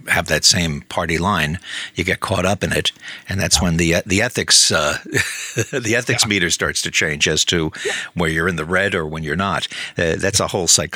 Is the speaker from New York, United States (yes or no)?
yes; New York, United States; moved away as an adult; also born or lived in Southern California / Florida; I moved to Southern California from New York